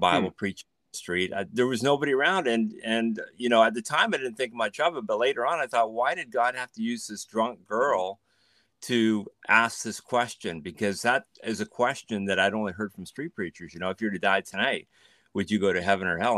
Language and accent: English; Canada; moved away as an adult; now in Netherlands; I grew up in Canada. My parents, uh, immigrated from the Netherlands